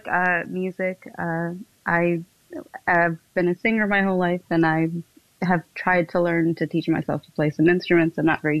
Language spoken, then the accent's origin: English; New Jersey, United States; now in North Carolina, United States; I am mostly originally from South Jersey, and Jersey. Now I live in North Carolina